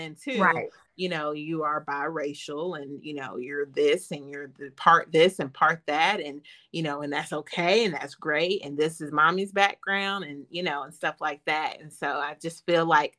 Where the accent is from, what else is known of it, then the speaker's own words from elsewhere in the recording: Chattanooga, Tennessee, United States; I'm from Chattanooga, Tennessee